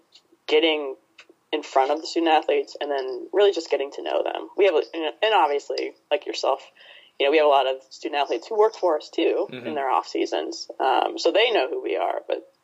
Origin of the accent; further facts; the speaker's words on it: Ohio, United States; also born or lived in Oregon; now in Chicago, United States; I'm from Ohio originally